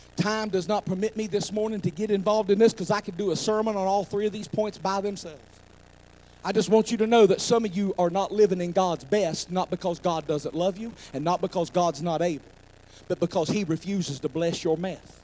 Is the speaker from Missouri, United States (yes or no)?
no; McDowell County, West Virginia, United States; I'm from McDowell County